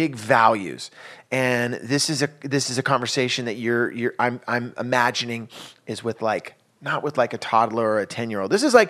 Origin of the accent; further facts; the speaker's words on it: California, United States; And it's amazing because I'm from the Bay Area and … was such a huge part of my life growing up.